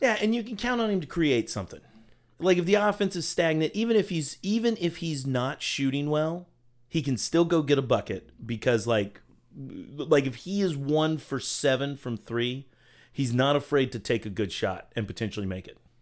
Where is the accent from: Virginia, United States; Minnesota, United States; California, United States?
Virginia, United States; I was born in Virginia